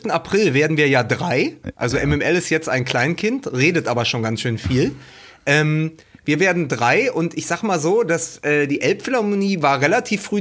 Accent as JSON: {"language": "German", "region": "Berlin", "country": "Germany", "also_born_or_lived": "Reutlingen", "said": "anders als in meiner Zeit in, ähm, in Reutlingen, wo es wirklich schwierig war für mich als Berliner bei den Schwaben"}